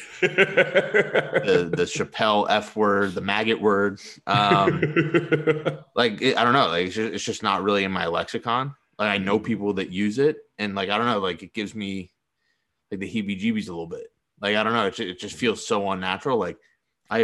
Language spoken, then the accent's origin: English; Boston, Massachusetts, United States; moved away; I'm from Boston